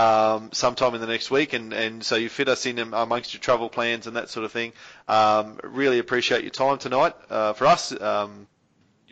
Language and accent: English; Australia; we as Australian readers